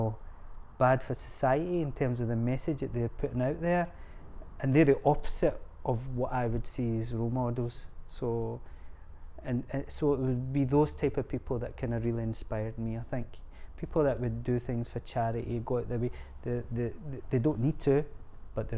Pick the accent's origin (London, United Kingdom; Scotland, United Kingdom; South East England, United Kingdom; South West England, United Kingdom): Scotland, United Kingdom; We're Scottish, we love banter